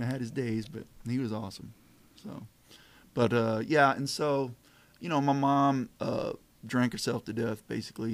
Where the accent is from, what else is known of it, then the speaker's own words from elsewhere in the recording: Kerrville, Texas, United States; now in Poetry, United States; I grew up in Kerrville, Texas